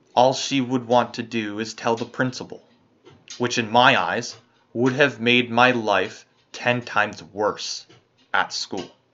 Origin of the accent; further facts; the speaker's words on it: Canada; As a Canadian